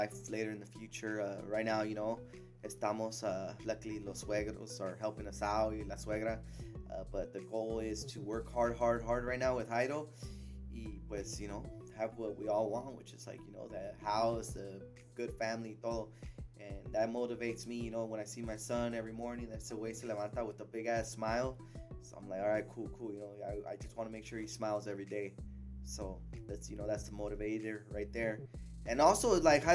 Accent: California, United States; I was born here

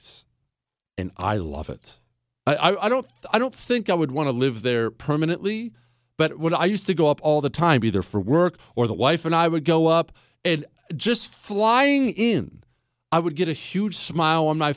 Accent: Ohio, United States; moved away; also born or lived in Montana; I grew up in Ohio, Rust Belt, Ohio, and then Montana

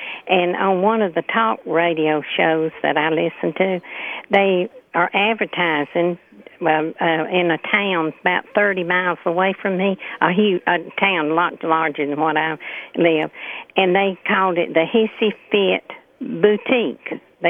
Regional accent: southeast Alabama, United States; from Alabama. And being raised in southeast Alabama most of my life

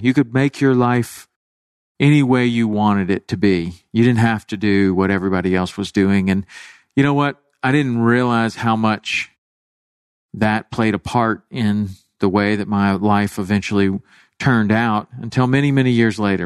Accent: Chattanooga, Tennessee, United States; growing up in Chattanooga, Tennessee

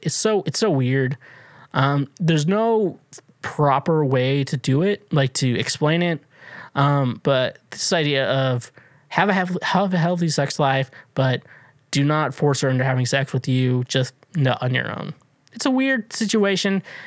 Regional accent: Kansas, United States; I grew up in Kansas

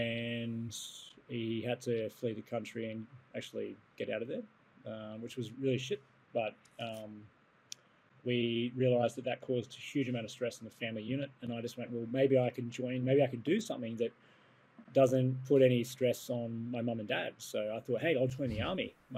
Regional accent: Papua New Guinea; And I grew up in Papua New Guinea.

